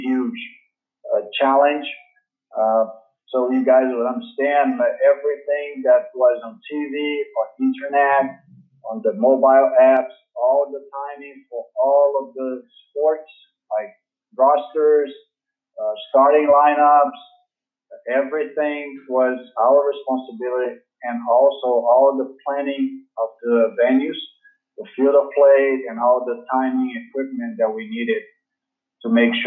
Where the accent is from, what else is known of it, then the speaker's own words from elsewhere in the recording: Rio de Janeiro, Brazil; I'm from Brazil. I'm from Rio de Janeiro, Brazil.